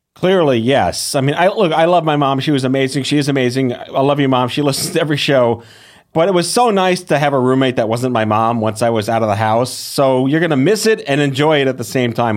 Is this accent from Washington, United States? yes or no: no; New York, United States; as a New Yorker